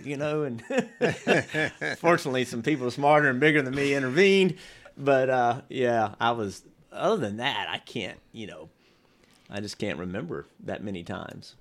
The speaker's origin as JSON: {"language": "English", "region": "Virginia", "country": "United States", "tie": "born or raised there", "said": "I grew up in Virginia"}